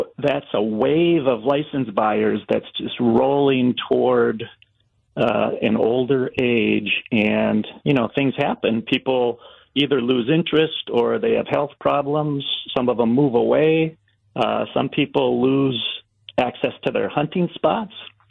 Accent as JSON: {"language": "English", "area": "Racine County", "region": "Wisconsin", "country": "United States", "tie": "born or raised there", "said": "I grew up in Racine County, and it was just natural for everybody to hunt where I grew up"}